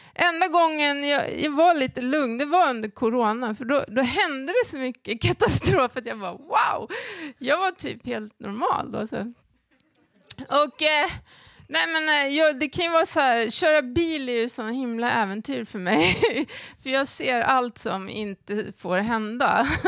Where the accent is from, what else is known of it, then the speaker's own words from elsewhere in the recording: Järna, Stockholm County, Sweden; den lilla byn där jag växte upp i, i Järna